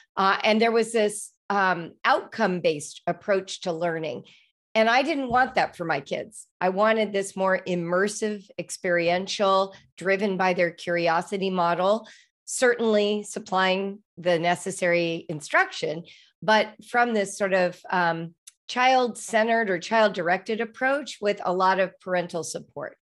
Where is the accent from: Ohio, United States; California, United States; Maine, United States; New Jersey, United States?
California, United States; Los Angeles; I grew up in Los Angeles